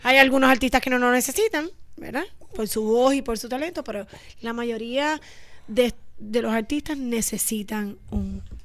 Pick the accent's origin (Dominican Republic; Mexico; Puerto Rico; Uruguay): Puerto Rico; San Juan; Nosotras somos oriundas del Viejo San Juan, de la calle San Sebastián, casi colindando ahí para Perla.